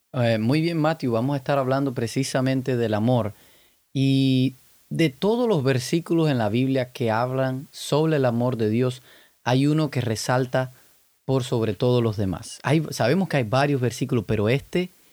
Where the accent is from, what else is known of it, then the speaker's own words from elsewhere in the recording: Cuba; yo soy cubano